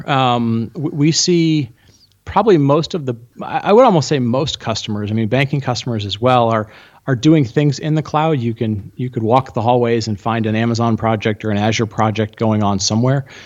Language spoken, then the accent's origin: English; Argentina; born there; Oh, I was born in Argentina.